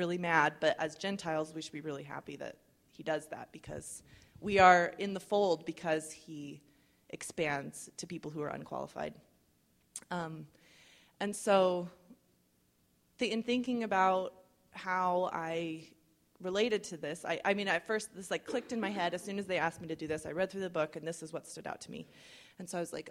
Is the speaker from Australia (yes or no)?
no; United States; I'm white, I'm well-educated, I'm middle class, I'm an American.